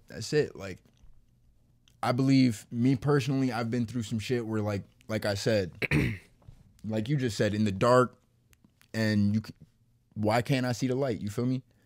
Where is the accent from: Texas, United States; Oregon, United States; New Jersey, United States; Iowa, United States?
New Jersey, United States; Camden; moved away; also born or lived in Perth Amboy, New Jersey; I was born in Camden